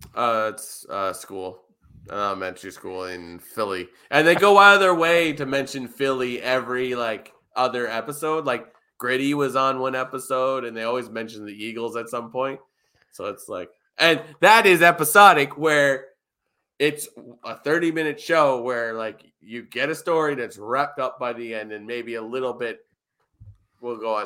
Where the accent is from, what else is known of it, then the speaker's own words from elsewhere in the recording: Toronto, Ontario, Canada; I come from Toronto